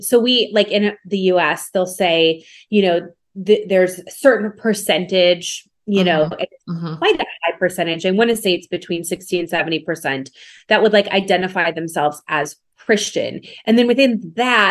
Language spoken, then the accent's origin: English; Minnesota, United States; I grew up in the North. I grew up in Minnesota